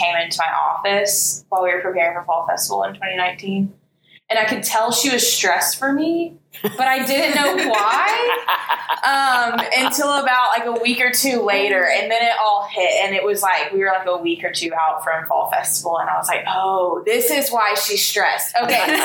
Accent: Birmingham, Alabama, United States; also born or lived in Tuscaloosa; I grew up here in Birmingham. So graduated from Vestavia in 2012

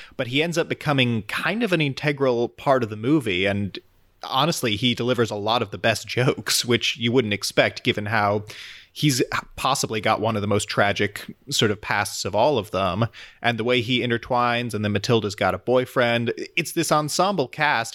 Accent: United States; as an American

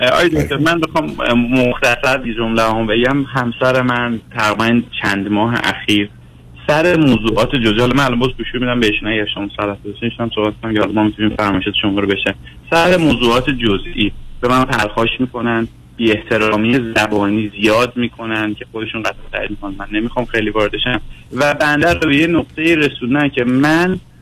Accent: Iran; moved away as an adult; also born or lived in Tehran; now in Canada; من زمانی که تحصیل میکردم دبیرستان و مدرسه راهنمای تیسوشان درس خوندم که دیگه تو ایران جزء پلهای موفقیت بودید

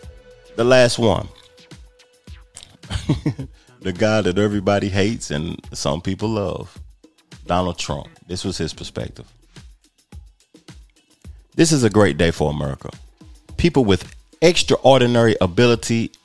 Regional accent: United States; I'm American

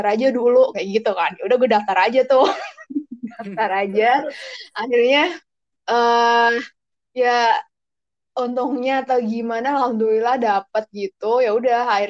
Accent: Central Java, Indonesia; Gue anak daerah lah gampangnya gitu. Gue dari datang dari Jawa Tengah yang bukan uh, highly exposed sama bahasa Inggris

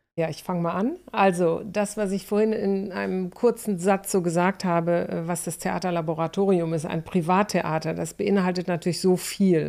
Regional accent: North Rhine-Westphalia, Germany; moved away as an adult; also born or lived in Stuttgart; ich vom Niederrhein

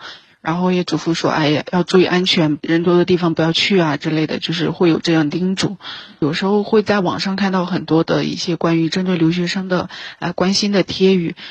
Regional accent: Shanxi, China; moved away as an adult; 我们家乡山西地区

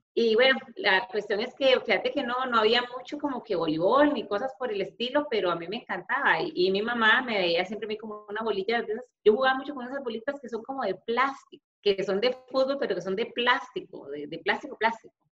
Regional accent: León XIII, San José, Costa Rica; Yo me crié en una zona marginal, en Garavito León 13

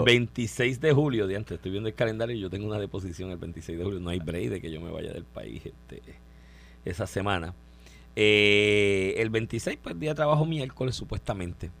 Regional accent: Puerto Rico; yo soy un puertorriqueño raro en eso

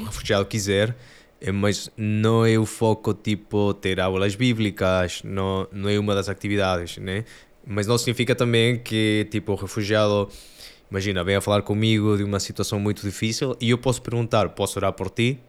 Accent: Peru; Portuguese is a second language; moved away; sou do Peru, por isso o sotaque italiano e português

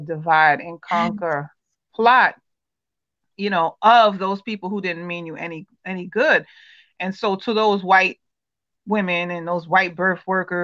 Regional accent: United States; as the child of Caribbean parents who was born here in America

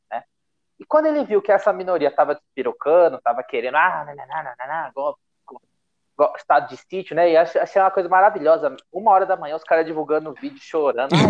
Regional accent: São Paulo, Brazil; Eu, como paulista, nunca voto

